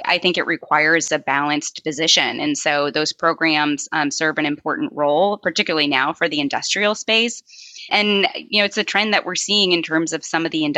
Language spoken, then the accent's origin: English; Seattle, Washington, United States; moved away; I grew up in Seattle